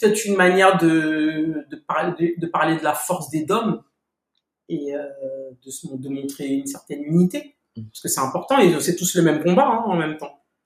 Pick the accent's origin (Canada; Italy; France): France; Paris, Île-de-France; j'ai j'ai grandi à Paris